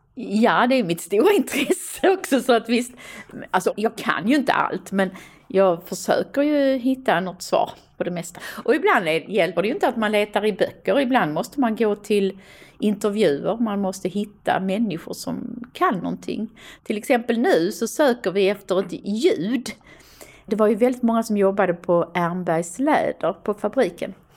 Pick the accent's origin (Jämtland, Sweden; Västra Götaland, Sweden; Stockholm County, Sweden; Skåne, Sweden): Skåne, Sweden; Stenshuvud; Jag växte upp vid Stenshuvud, så Stenshuvud var ett andra hem för mig.